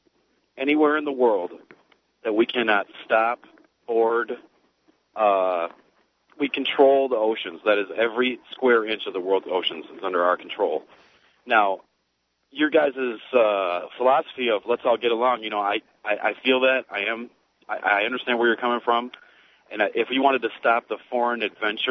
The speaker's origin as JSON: {"language": "English", "country": "United States", "said": "as an American"}